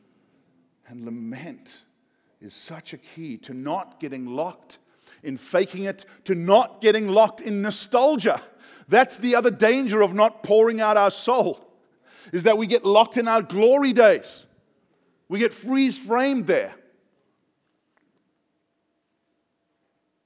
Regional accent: South Africa; I'm South African

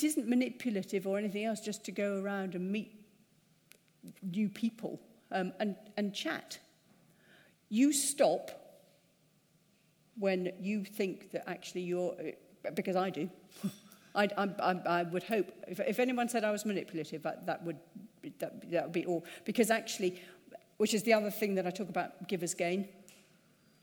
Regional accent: United Kingdom; We're British.

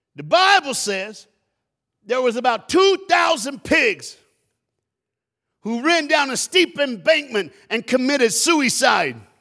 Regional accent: Tennessee, United States; also born or lived in Dallas, Texas; now in South Florida, United States; I'm from the South. I was born and raised in Tennessee

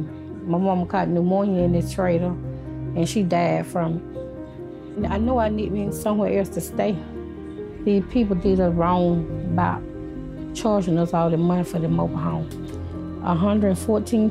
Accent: Lowndes County, Alabama, United States; I'm from Lowndes County, Alabama. And I live in a mobile home with my two kids

